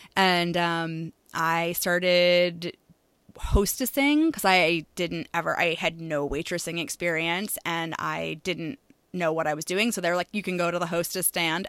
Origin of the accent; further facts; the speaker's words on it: Maine, United States; moved away; I am from Maine originally, born and raised.